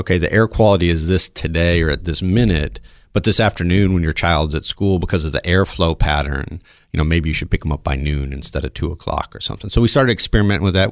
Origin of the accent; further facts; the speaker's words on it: the South, United States; moved away; I grew up in the South with, you know, just around cars